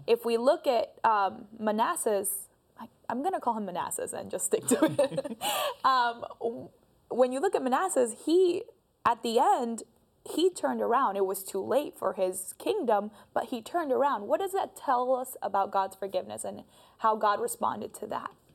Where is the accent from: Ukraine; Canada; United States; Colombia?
Colombia; moved away; I am also from Colombia